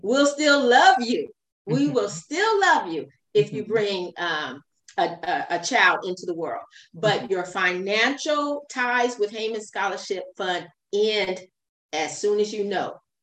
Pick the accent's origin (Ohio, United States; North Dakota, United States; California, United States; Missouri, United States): California, United States; Fresno; also born or lived in Long Beach, California; I was raised in Fresno, California, but I was born in uh, Long Beach, California